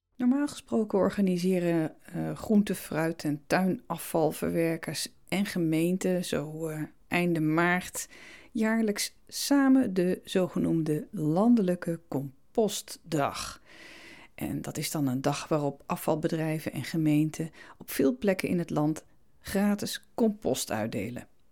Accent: Veluwezoom, Gelderland, Netherlands; in de bossen van mijn jeugd ben aan de Veluwezoom

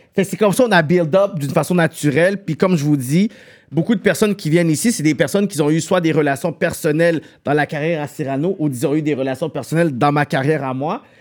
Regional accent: Montreal, Quebec, Canada; on est deux gars de Pierrefonds

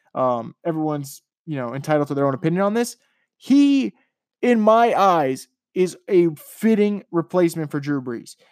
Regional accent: New York, United States; moved away; I'm from New York

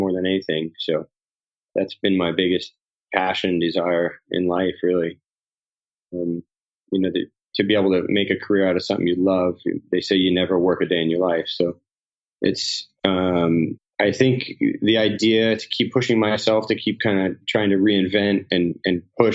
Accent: Cocoa Beach, Florida, United States; I grew up in Cocoa Beach, Florida.

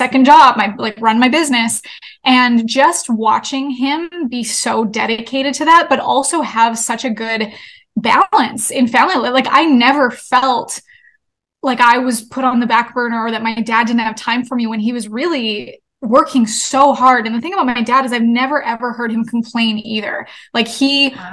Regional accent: Canada; I'm from Canada, and my parents own a hockey league, which is very Canadian of us

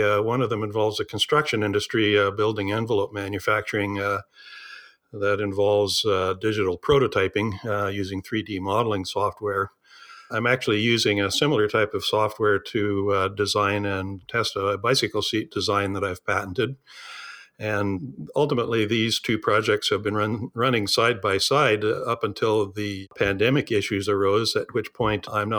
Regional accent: Saskatchewan, Canada; I grew up in southern Saskatchewan. I'm actually a farm boy by birth. Went to the University of Saskatchewan in Saskatoon

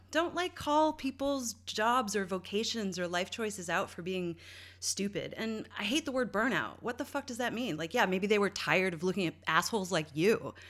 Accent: St. John's, Newfoundland and Labrador, Canada; moved away; my hometown, uh, and all the East Coast, but Newfoundland specifically and Saint John's

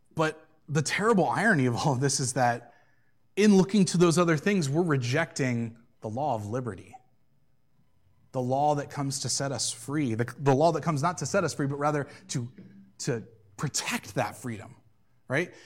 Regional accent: United States; as American Christians

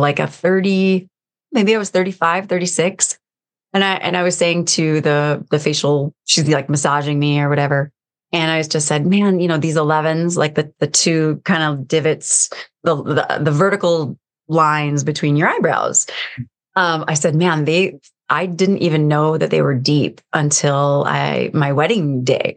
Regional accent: United States; I'm American

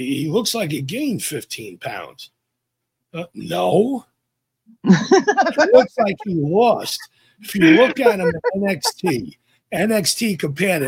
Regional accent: New York, United States; accent: NY; my NY accent

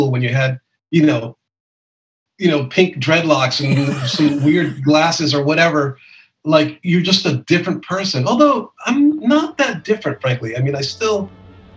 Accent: Los Angeles, California, United States; where I grew up in East

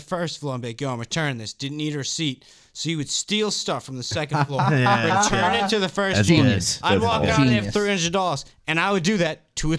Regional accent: Stoneham, Massachusetts, United States; We grew up in Stoneham

